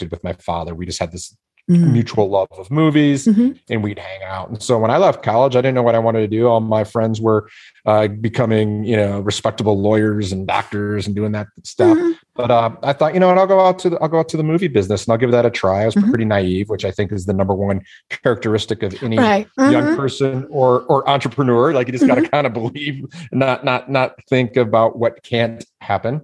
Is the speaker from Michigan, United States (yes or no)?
yes; Detroit, Michigan, United States; growing up in Detroit